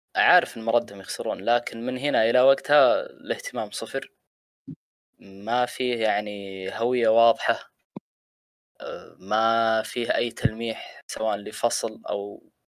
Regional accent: Saudi Arabia; عندنا هنا في السعوديه

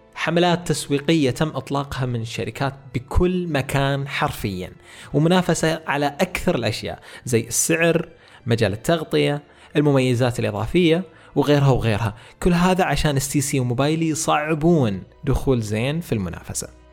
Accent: Saudi Arabia; عندنا في السعودية

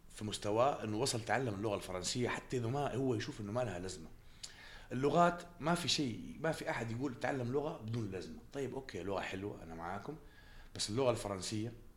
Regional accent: Jeddah, Makkah Province, Saudi Arabia; moved away; من مواليد جده

